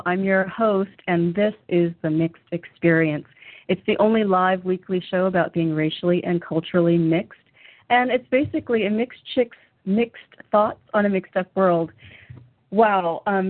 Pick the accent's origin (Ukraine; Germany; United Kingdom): Germany; which is kind of exciting for me because I grew up in part in Germany.